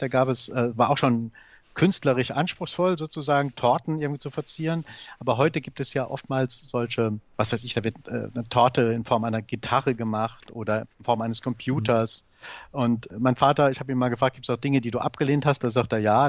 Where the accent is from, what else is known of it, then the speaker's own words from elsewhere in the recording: Saarbrücken, Saarland, Germany; moved away as an adult; now in Berlin, Germany; Ich bin Saarbrücker oder ich bin Saarländer und werde das auch bleiben